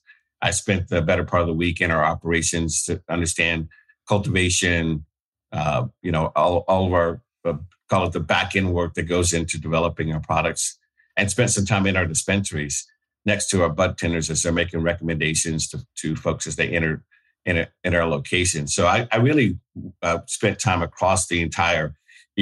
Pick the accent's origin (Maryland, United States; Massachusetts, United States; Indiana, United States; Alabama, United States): Alabama, United States; I grew up in Alabama